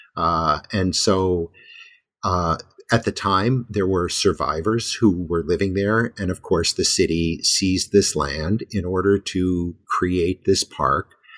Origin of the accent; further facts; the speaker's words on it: United States; now in Japan; I'm an American